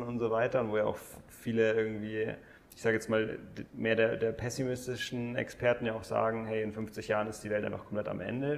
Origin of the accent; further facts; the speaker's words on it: Germany; wir als Deutsche